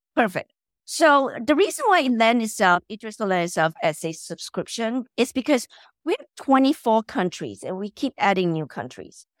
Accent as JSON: {"language": "English", "country": "Malaysia", "moved": "as an adult", "lives_now": "United States", "said": "I'm originally from Malaysia"}